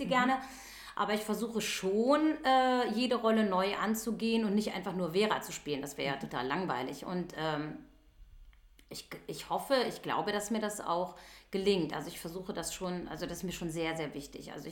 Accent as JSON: {"language": "German", "region": "Rhineland", "country": "Germany", "said": "dann ist das reinig, weil ich komme ja aus dem Rheinland."}